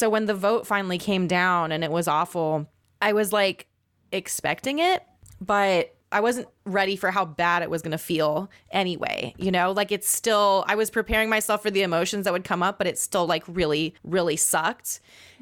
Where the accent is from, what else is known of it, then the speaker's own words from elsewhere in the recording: Guam; moved away; I grew up on Guam as an Indigenous person